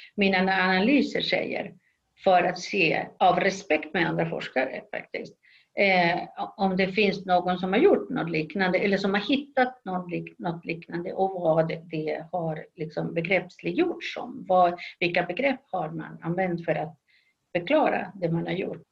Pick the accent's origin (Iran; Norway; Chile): Chile; Swedish is a second language; moved away as an adult; also born or lived in Sweden / Uppsala, Sweden; now in Los Angeles, United States; men inte i Sverige utan i Chile där jag kommer ifrån. Jag avslutade gymnasiet